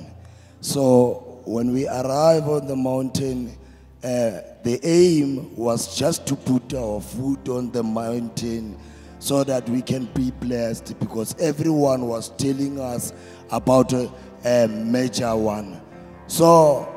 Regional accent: Thembisa, Gauteng, South Africa; I was born in here in South Africa

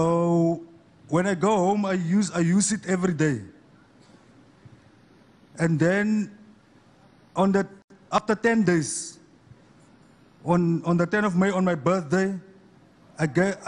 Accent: Kakamas, Northern Cape, South Africa; I'm from Kakamas in the Northern Cape.

